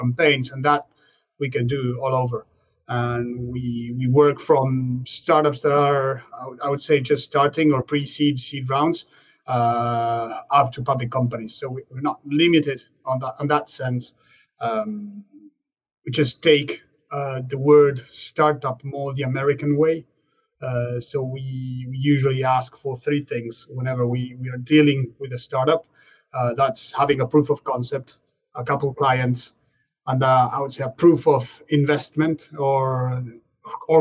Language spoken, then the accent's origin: English; Argentina; moved away as an adult; now in France; I'm from Argentina, actually. So when I was back home, I founded a catering when I was 18.